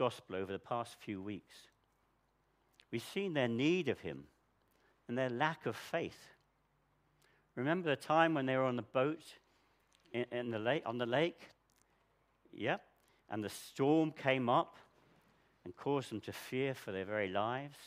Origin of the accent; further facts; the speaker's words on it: United Kingdom; we're so British